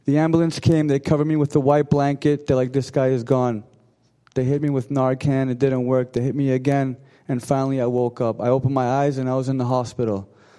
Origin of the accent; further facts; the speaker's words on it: Arlington, Massachusetts, United States; I'm from Arlington, Mass. I grew up in an Armenian household